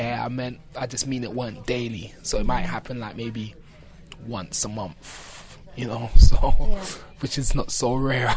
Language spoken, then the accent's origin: English; London, United Kingdom; growing up in Brixton